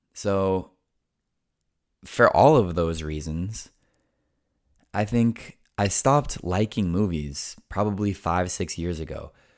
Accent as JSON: {"language": "English", "country": "United States", "tie": "born or raised there", "first_language": "English", "said": "I was born and raised in the United States"}